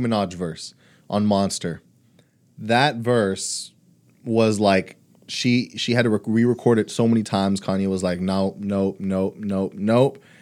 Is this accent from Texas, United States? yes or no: yes; Houston, Texas, United States; also born or lived in Brownsville, Texas; I was a year old when I moved to Houston